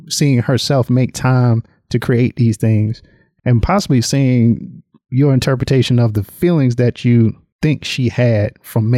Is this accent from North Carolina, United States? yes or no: yes; North Carolina, United States; now in Atlanta, United States; I grew up in North Carolina. Now I'm in Atlanta